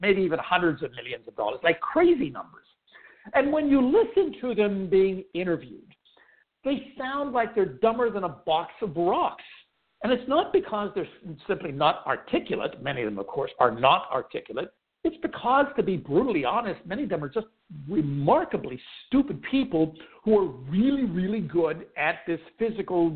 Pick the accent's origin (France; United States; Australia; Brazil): United States; Pittsburgh, Pennsylvania; When I was a kid, growing up in Pittsburgh